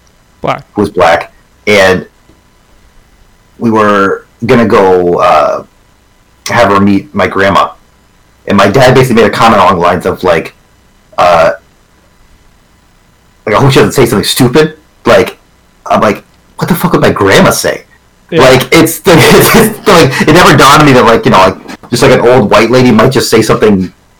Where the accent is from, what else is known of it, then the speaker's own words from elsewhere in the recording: Canada; Growing up in Canada